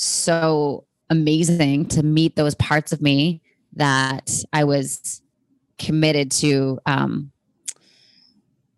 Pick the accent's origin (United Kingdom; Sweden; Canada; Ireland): Canada; now in United States; being a Canadian, no one really cares about politics up there. Whereas when I moved to America